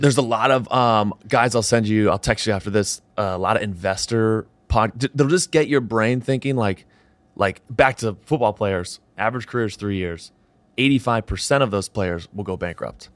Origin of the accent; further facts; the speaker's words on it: Southern New Hampshire, United States; moved away; I'm from Southern New Hampshire originally